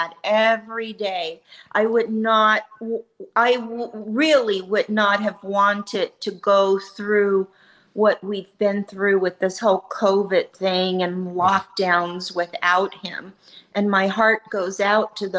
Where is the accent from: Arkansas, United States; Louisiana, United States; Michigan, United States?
Louisiana, United States; my mother was from Louisiana. I'm from Louisiana.